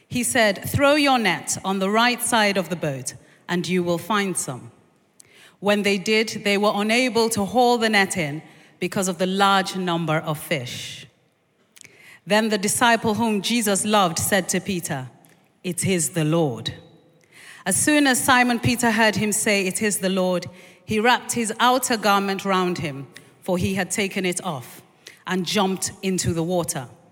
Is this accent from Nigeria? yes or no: yes; Nigeria; now in London, United Kingdom; I grew up in, in this country until I was four, and then we moved to Nigeria.